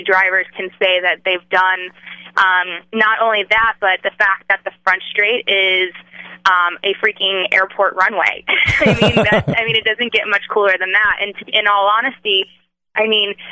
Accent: Orlando, Florida, United States; I'm from the Orlando area

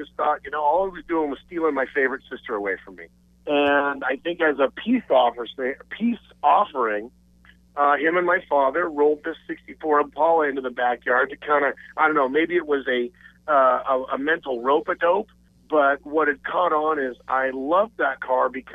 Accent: Eastern Oregon, United States; I was born out in Eastern Oregon

